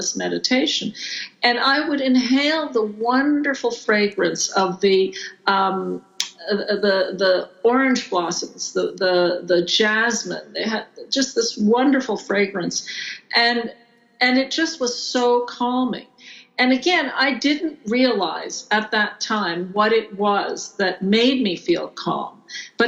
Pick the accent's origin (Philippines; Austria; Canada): Canada; Montreal, Quebec; also born or lived in Greece; now in Tucson, United States; In Montreal, where I grew up